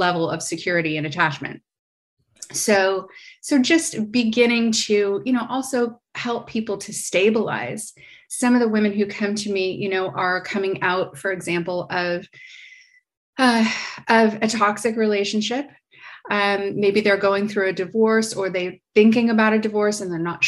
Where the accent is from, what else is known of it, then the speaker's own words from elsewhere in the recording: United States; now in Paris, France; So I'm American. I live in Paris, France